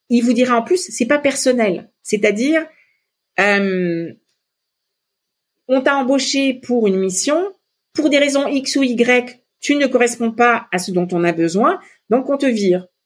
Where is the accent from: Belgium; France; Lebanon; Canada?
Lebanon; moi, je viens du Liban et euh, la feuille de vigne, c'est euh, fourré au riz, c'est hyper important pour moi.